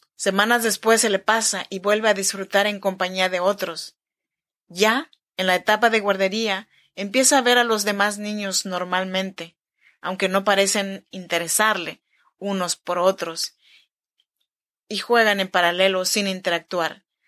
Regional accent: Chinantec region, Oaxaca, Mexico; Yo soy mexicana, oaxaqueña de la región chinanteca

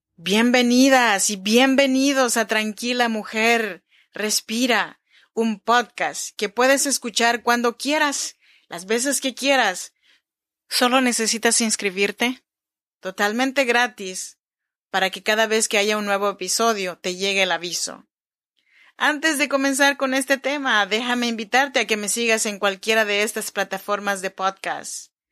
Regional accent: Chinantla region, Oaxaca, Mexico; now in Sacramento, United States; Yo soy mexicana, oaxaqueña, de la región chinanteca. Te saludo desde Sacramento, California

